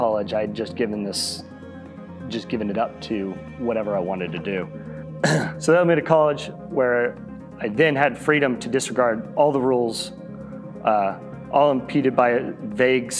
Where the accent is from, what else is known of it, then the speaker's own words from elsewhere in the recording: Flower Mound, Texas, United States; I grew up in Flower Mound, just across DFW